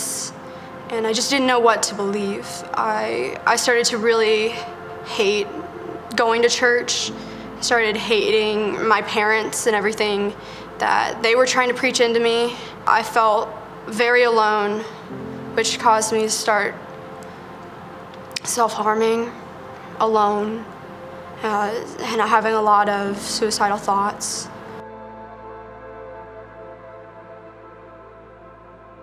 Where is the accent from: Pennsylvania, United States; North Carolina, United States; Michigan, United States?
North Carolina, United States; Asheville; I grew up in Asheville, North Carolina.